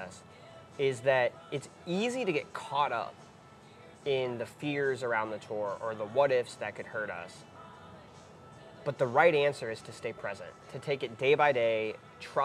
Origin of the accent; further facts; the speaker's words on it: Ohio, United States; relearn my home state